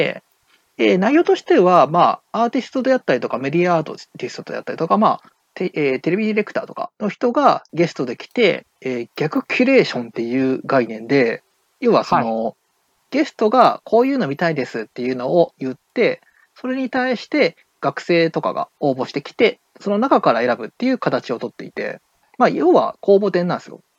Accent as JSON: {"language": "Japanese", "region": "Okayama", "country": "Japan", "tie": "born or raised there", "said": "地元岡山"}